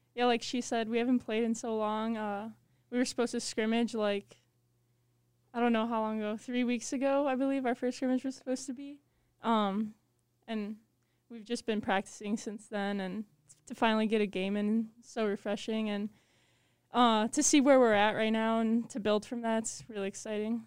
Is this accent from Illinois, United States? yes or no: yes; Chicago, Illinois, United States; I'm from Chicago, Illinois